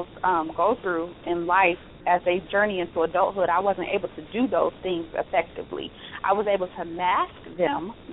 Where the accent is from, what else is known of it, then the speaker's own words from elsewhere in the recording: Cleveland, Ohio, United States; now in Las Vegas, United States; I'm originally from Cleveland, Ohio